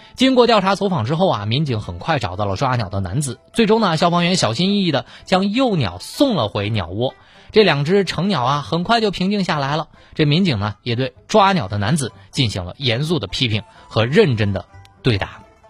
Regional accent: China; 我们中国人的一些朴素的道理

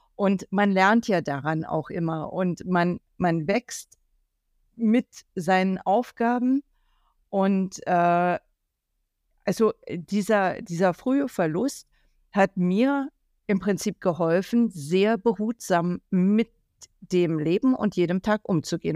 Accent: Germany; ich bin ja aus der DDR

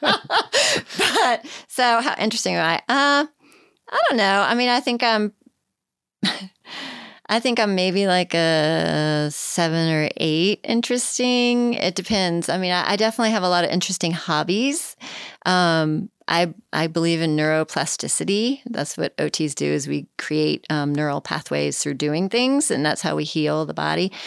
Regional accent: Richmond, Virginia, United States; And I'm from Richmond

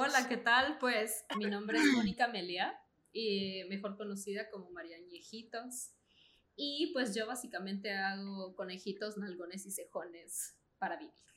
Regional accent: Guatemala; soy guatemalteca

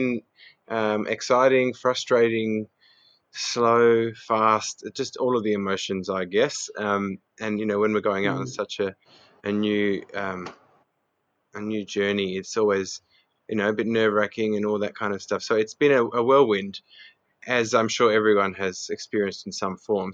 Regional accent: Adelaide, South Australia, Australia; I was born in Adelaide. I'm of Greek heritage. I've got a brother, and I grew up in the foothills of Adelaide

